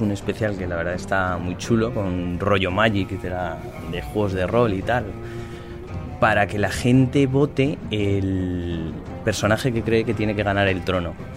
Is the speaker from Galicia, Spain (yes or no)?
yes; Galicia, Spain; yo soy gallego